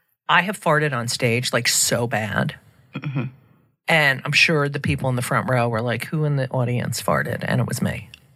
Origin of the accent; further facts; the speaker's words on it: New Jersey, United States; I'm from New Jersey. Woo.